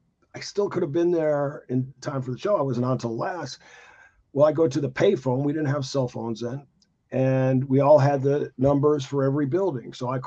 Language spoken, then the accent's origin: English; Gary, Indiana, United States; came from a very tough background. Most people would never understand it. I was born in Gary, Indiana. All my friends were black, just about. I had a white friend, Billy Kempinski, a Polish guy.